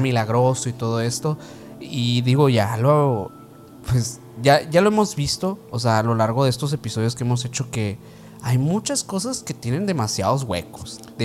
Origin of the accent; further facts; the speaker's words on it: Sonora, Mexico; aquí en la aquí donde somos eh, de Sonora